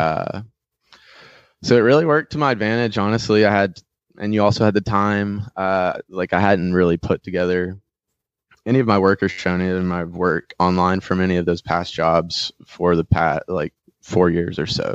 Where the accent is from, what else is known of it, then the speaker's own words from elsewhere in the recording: North Wilkesboro, North Carolina, United States; I grew up in North Wilkesboro, between, up in the mountains